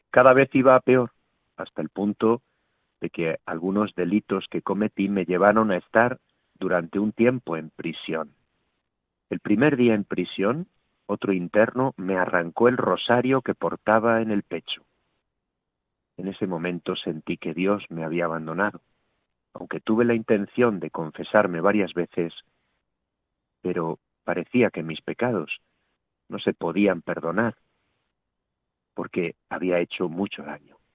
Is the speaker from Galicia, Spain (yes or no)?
no; Palma de Mallorca, Balearic Islands, Spain; now in Toledo, Spain; soy natural de Palma de Mallorca, España, aunque desde hace un año y medio vivo en Toledo